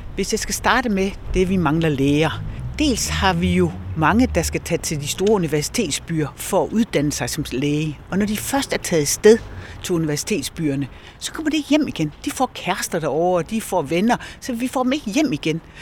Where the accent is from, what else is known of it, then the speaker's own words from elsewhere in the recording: Esbjerg, Southern Denmark, Denmark; jeg er jo Esbjergenser. Jeg er født og opvokset her